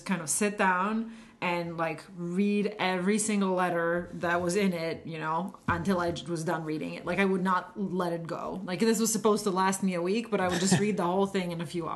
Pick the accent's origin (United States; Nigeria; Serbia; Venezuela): Serbia; moved away; when I was growing up in Yugoslavia